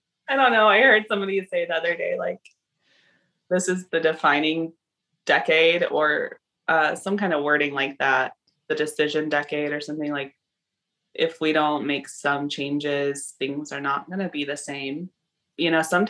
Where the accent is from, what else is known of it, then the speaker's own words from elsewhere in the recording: the South, United States; moved away as an adult; also born or lived in Costa Rica / Alaska / Canada; I was raised in the South